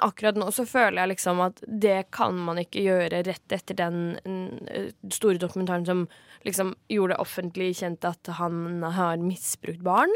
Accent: Kragerø, Telemark, Norway; Jeg er jo fra Kragerø

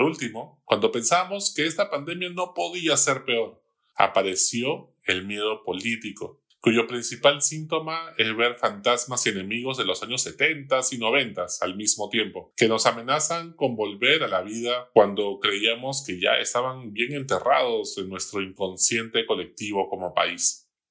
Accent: Peru; Todos somos peruanos

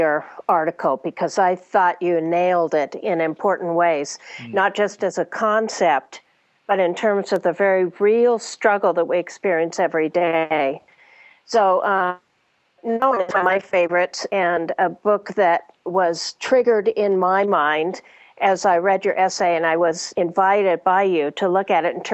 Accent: United States; having grown up, particularly as a Westerner, as an American

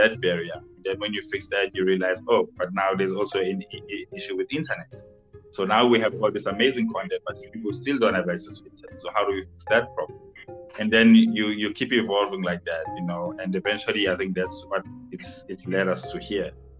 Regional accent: South Africa; I'm from South Africa in a township. So, you know, I've been to rural and township schools pretty much my whole life

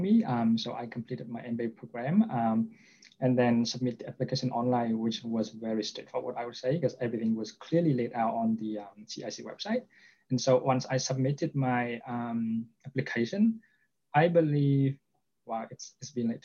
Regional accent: Vietnam; moved away as an adult; now in Toronto, Canada; I am originally from Vietnam. I spent time across different countries for the last 10 years

